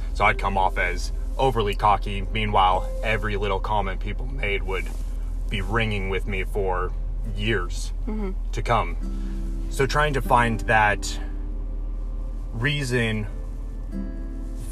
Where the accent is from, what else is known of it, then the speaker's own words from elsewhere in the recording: Coos Bay, Oregon, United States; moved away as an adult; I grew up in Southern Oregon, small town called Coos Bay